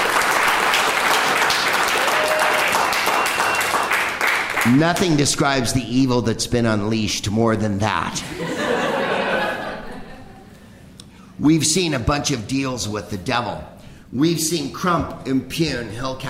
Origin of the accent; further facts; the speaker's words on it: San Francisco, California, United States; I'm from San Francisco